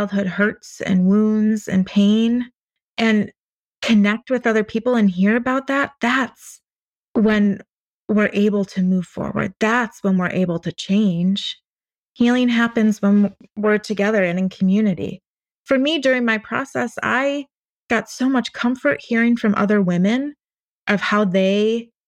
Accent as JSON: {"language": "English", "region": "Wisconsin", "country": "United States", "said": "I'm from Wisconsin"}